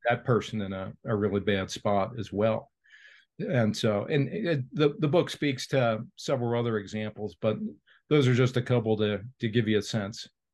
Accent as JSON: {"language": "English", "town": "Cincinnati", "region": "Ohio", "country": "United States", "tie": "born or raised there", "said": "Procter and Gamble here in my hometown of Cincinnati"}